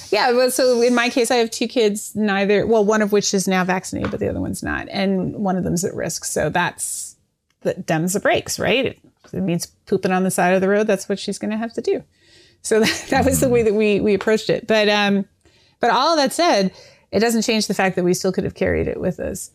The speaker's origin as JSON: {"language": "English", "country": "Canada", "moved": "yes", "lives_now": "United States", "said": "I'm from Canada. My parents are in Canada"}